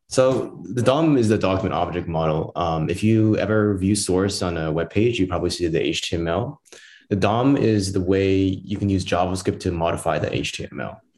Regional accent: Southwest Washington, United States; I'm from the Southwest Washington region, so down in Portland

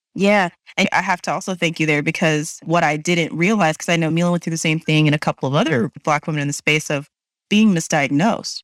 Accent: Texas, United States; being from Texas

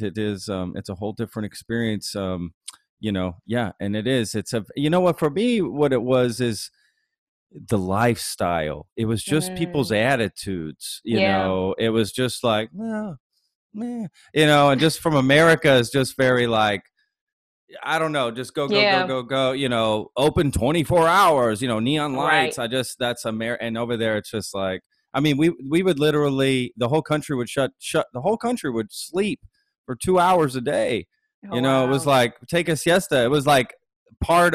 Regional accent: Texas, United States; grew up in Texas and lived in Texas for the most part of my life

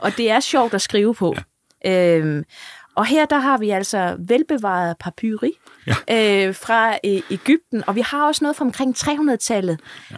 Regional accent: Funen, Southern Denmark, Denmark; nu er jeg jo Fynbo

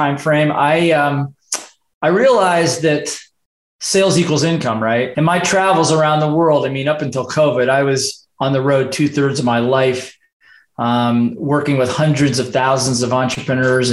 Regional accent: Midwest, United States; moved away as an adult; also born or lived in Hawaii; I grew up in the Midwest, got sick and tired of the weather there, and I got out of university and decided to move to Hawaii

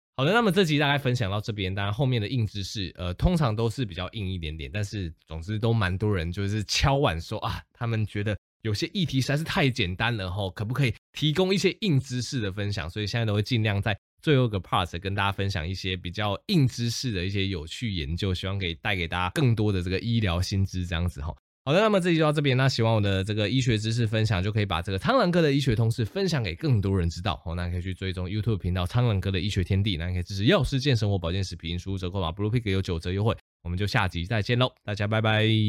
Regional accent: Taiwan; 我们台湾人就会对这个流感多了几分的保护

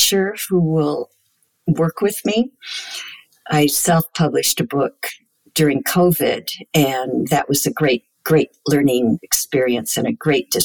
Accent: United States; speaking as an American

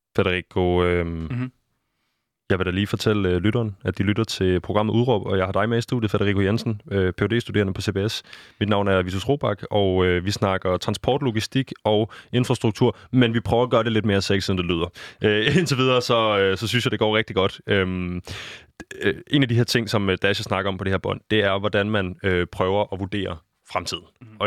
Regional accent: Denmark; nu er jeg jo dansker

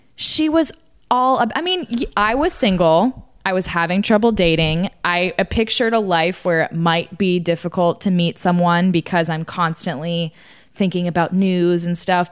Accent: Austin, Texas, United States; I grew up in Austin, Texas

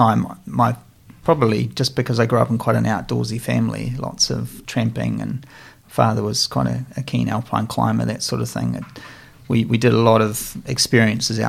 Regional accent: Nelson, New Zealand; I was growing up in Nelson, and we lived in the Brook Valley

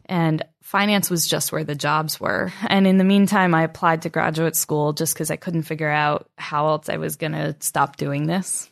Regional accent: Albany, New York, United States; Albany, New York.

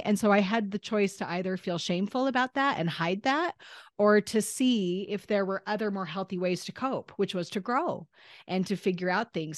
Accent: Northern Utah, United States; I was born in Northern Utah in the United States of America

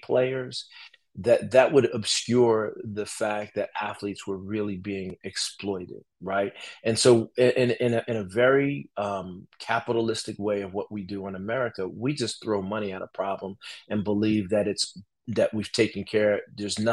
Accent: Newark, New Jersey, United States; I'm from Newark, New Jersey, and I grew up in this, you know, big family.

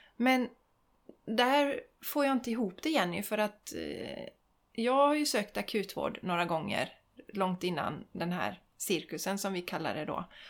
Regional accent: Sweden

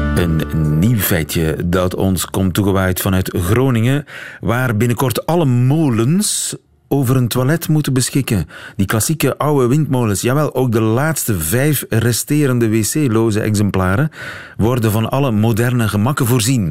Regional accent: Belgium; hoe het vroeger bij ons in de Afrikaanse kolonie Congo was

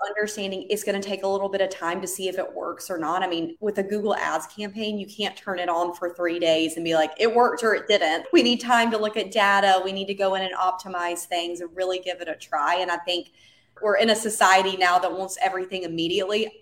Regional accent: North Carolina, United States; moved away as an adult; now in San Diego, United States; we're originally from North Carolina, and hence the accent

